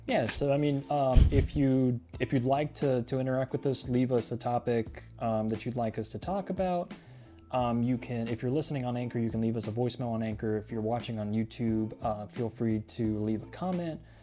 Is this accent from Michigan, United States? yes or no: no; Laredo, Texas, United States; born in Laredo